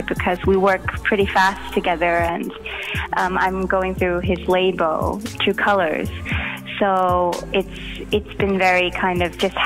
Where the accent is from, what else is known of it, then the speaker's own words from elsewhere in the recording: Los Angeles, California, United States; now in Norway; I grew up in East